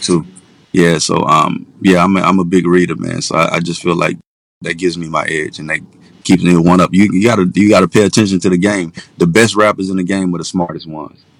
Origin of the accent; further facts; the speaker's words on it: Pensacola, Florida, United States; also born or lived in Atlanta; I'm originally from Pensacola, Florida, born and raised